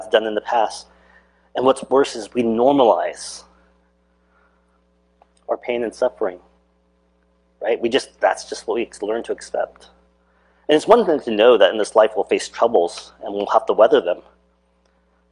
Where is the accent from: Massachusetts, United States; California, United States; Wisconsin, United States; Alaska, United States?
Alaska, United States; growing up in Alaska